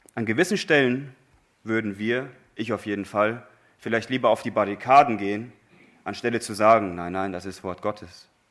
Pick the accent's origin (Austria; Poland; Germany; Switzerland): Germany; wir Deutsche